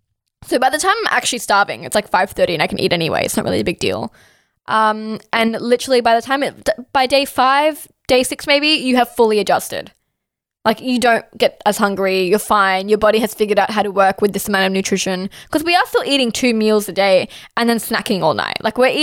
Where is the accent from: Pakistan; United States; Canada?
Pakistan; Yeah, I mean, I'm Pakistani. So we're eating samosas, we're eating spring rolls.